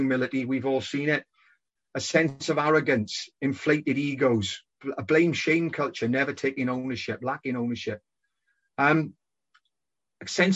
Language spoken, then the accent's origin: English; Welsh Valleys, Wales, United Kingdom; moved away as an adult; also born or lived in Hong Kong; Growing up in the Welsh Valleys